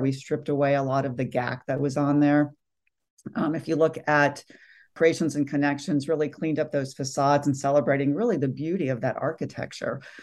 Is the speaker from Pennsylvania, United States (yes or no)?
no; California, United States; I grew up here in California